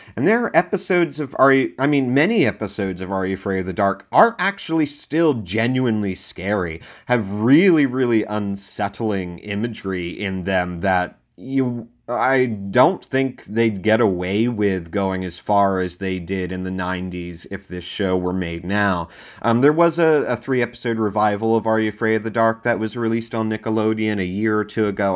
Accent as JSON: {"language": "English", "region": "Delaware", "country": "United States", "tie": "born or raised there", "said": "my home state of Delaware"}